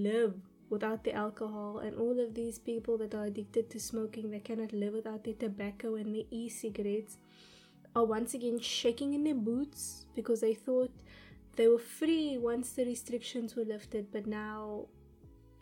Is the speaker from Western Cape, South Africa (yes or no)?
yes; Cape Town, Western Cape, South Africa; my hometown of Cape Town, South Africa